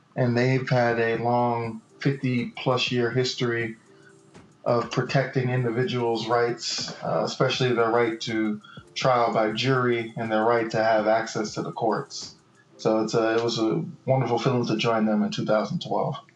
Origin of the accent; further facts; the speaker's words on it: Miami, Florida, United States; moved away as an adult; also born or lived in Key West, Florida; now in Tallahassee, United States; I was born in Key West, raised in Miami Dade County, at 305 Dade County